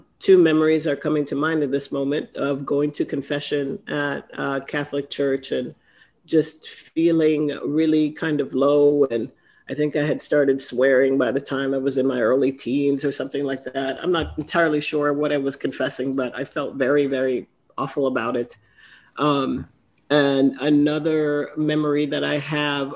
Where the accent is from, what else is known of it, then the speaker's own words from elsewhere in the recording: Trinidad & Tobago; I grew up in Trinidad